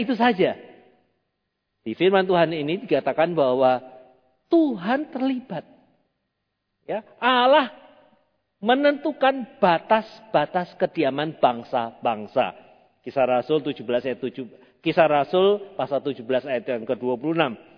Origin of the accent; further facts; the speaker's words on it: Indonesia; Kita tidak dilahirkan di Afrika, kita tidak lahirkan di negara lain, kita tidak lahirkan di benua lain, tapi kita dilahirkan di Indonesia